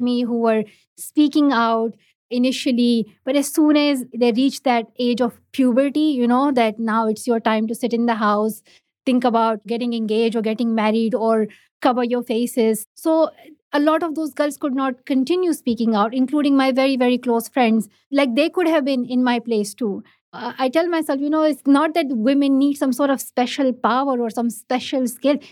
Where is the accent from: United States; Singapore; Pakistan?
Pakistan; first language Pashto; English is a second language; I learned English in Urdu, not in my own mother tongue, not in Pashto, but in Urdu. It's just the education structure in Pakistan